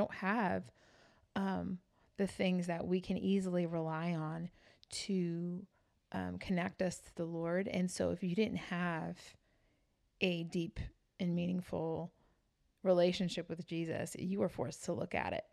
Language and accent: English; New York City, New York, United States; moved away; I was born and raised in New York City